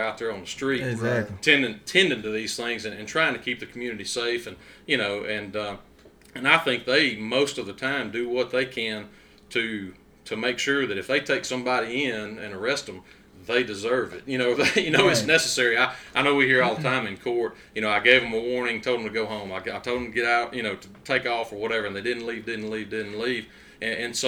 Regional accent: Duck Hill, Mississippi, United States; also born or lived in Grenada, Mississippi; I was born in Grenada and grew up in the big city of Duck Hill

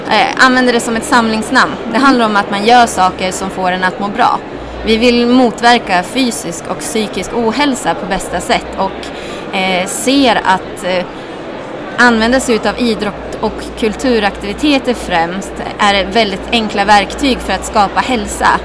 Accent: Östersund, Jämtland, Sweden; Jag kommer själv från Östersund

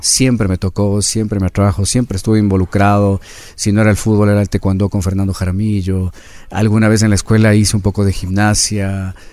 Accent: Quito, Pichincha, Ecuador; Yo nací aquí en Quito

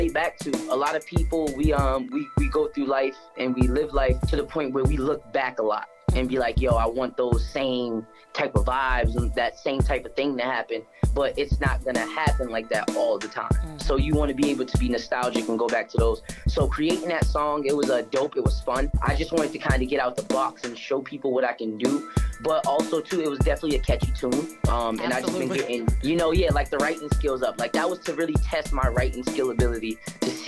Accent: Boston, Massachusetts, United States; also born or lived in Brockton; I was born and raised in Boston

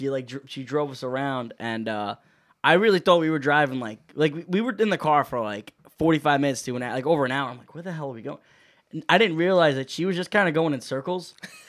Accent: Georgia, United States; Yeah. I'm from Georgia.

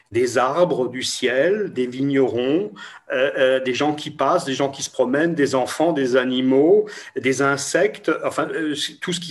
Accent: Toulouse, Occitania, France; Je ne sais pas le prononcer parce que Grünspiel, c'est imprononçable pour, pour moi, je suis de Toulouse.

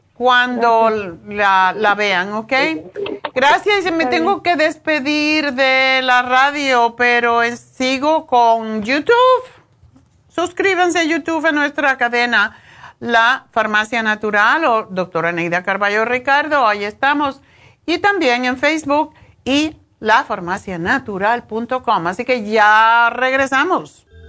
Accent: New York, United States; moved away; Nueva York, de mi tierra. Tengo ganas de volver

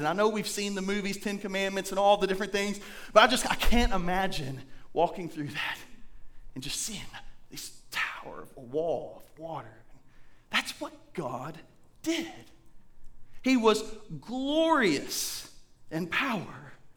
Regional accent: Indiana, United States; now in Blackfoot, United States; I'm from Indiana and we have caves up there

